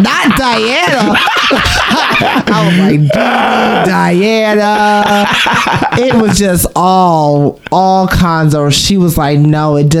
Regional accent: New York City, New York, United States; Oh, so I live in born and raised in Brooklyn. BK in the house. I grew up in Bushwick.

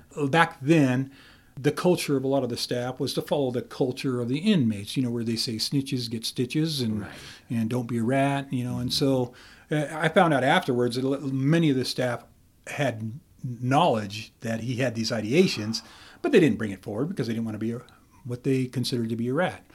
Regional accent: Camas County, Idaho, United States; I'm from Camas County, uh-huh. and right there at E Block

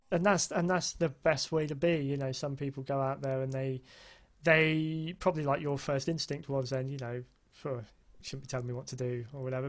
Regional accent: United Kingdom; being a Brit

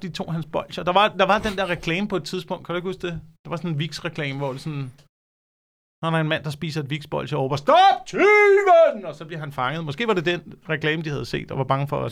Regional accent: Slagelse, Zealand, Denmark; det har været Slagelse, hvor jeg også kom fra.

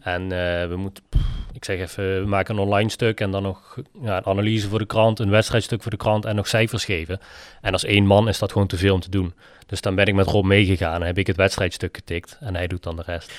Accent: Echt, Limburg, Netherlands; also born or lived in Utrecht; now in Nederweert, Netherlands; ik kom oorspronkelijk uit Echt en woon tegenwoordig in Nederweert

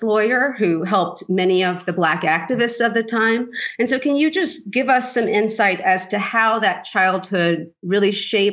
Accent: Hattiesburg, Mississippi, United States; Me about half an hour to an hour away in Hattiesburg, Mississippi

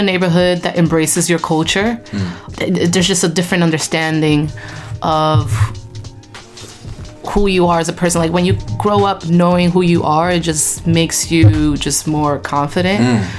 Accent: New York City, New York, United States; also born or lived in Brooklyn, New York; I'm born and raised in New York City, Washington Heights. Currently residing in Brooklyn, in Bushwick, Bed-Stuy, that kind of weird border.

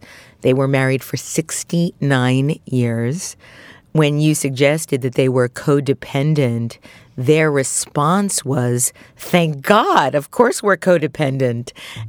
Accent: Brooklyn, New York, United States; I, too, was brought up in Brooklyn. I come from Eastern European Jews. I'm very Russian Romanian.

